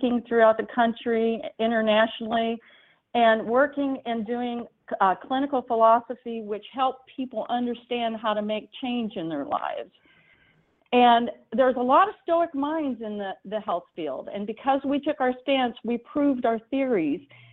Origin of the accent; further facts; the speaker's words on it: Marion, Illinois, United States; now in San Diego, United States; I did grow up in Southern Illinois, which is about where my hometown is, a little town called Marion, about 45 minutes north Kentucky